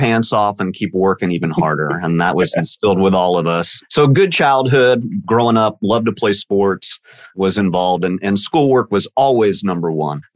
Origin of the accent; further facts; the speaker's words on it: Dallas, Texas, United States; I am born and raised in Dallas, Texas